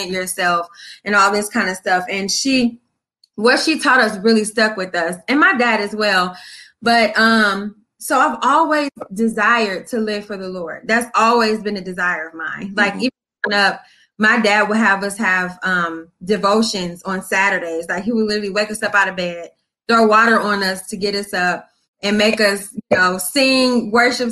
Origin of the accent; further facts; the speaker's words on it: Toledo, Ohio, United States; moved away as an adult; now in Columbus, United States; So I'm from Toledo, Ohio, raised there, born there, but I currently live in Columbus, Ohio.